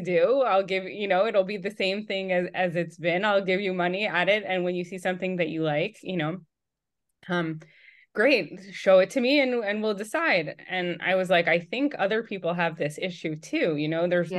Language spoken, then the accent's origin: English; New York, United States; moved away as an adult; now in Atlanta, United States; I was born and raised in New York, and then during COVID, I was pregnant with my third, and we had moved from New York to Atlanta.